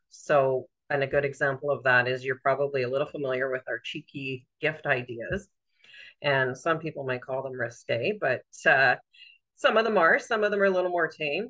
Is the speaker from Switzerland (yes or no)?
no; Southern Ontario, Canada; moved away as an adult; now in Renfrew, Canada; I always lived in Southern Ontario until we moved here permanently, and I was in my late 20s at that point.